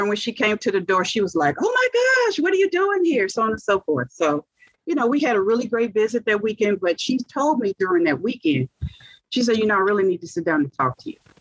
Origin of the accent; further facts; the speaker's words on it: Monroe, Louisiana, United States; moved away as an adult; now in Dallas, United States; So back then we ate from the ground because I'm from Monroe, Louisiana.